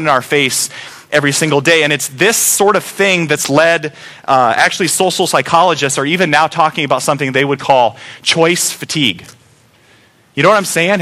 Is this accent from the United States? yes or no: yes; United States; We as Americans love choices